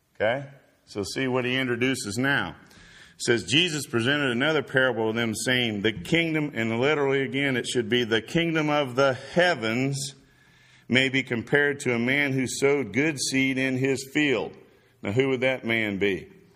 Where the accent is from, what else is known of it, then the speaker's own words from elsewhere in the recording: Indiana, United States; also born or lived in Florida; now in Chattanooga, United States; we're both from Indiana